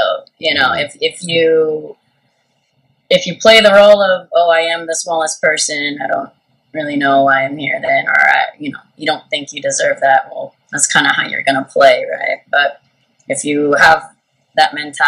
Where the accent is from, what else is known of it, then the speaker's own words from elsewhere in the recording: Santa Cruz, California, United States; now in Hawaii, United States; where I grew up in Santa Cruz, there weren't very many Asians there, actually